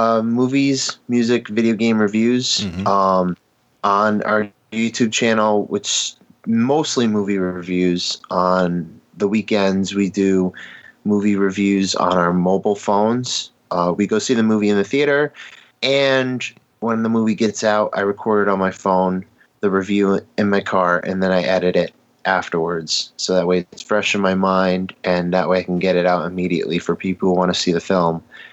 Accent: Connecticut, United States; Born and raised in Connecticut.

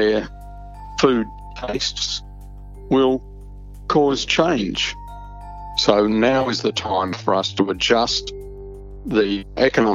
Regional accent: Australia; as an Australian

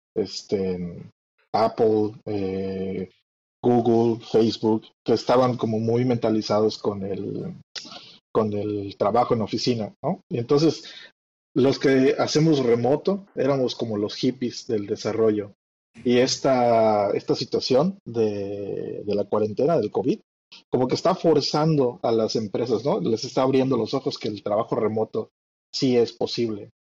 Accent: Yucatán, Mexico; lo cual me delata como yucateco. Eh, vivo en la ciudad de Mérida

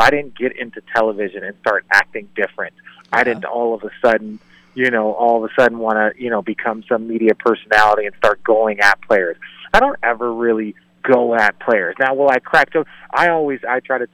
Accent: Phoenix, Arizona, United States; I grew up in Phoenix, so I have a ton of friends that were Suns fans.

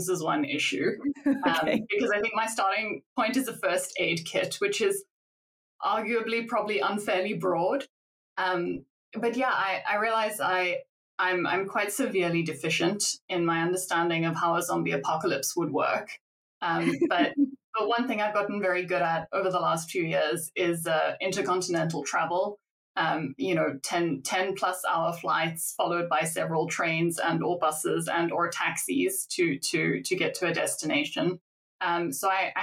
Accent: South Africa; I'm from South Africa, so it's the place I grew up

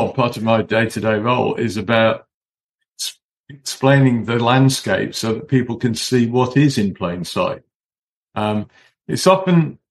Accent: Cheshire, North West England, United Kingdom; also born or lived in Manchester; I was born in Manchester in the northwest. I was brought up in Cheshire.

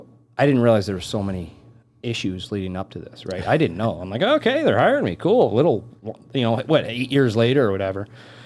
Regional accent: Saline, Michigan, United States; moved away as an adult; also born or lived in Curacao; now in Chicago, United States; Mind you, I grew up in Michigan, so I was used to the cold.

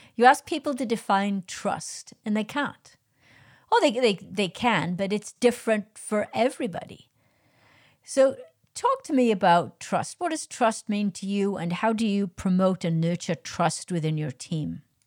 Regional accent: Wales, United Kingdom; I'm Welsh, I'm not English, I'm Welsh

